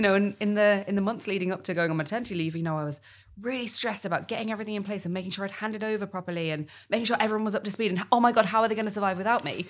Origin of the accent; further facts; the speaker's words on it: United Kingdom; I'm also British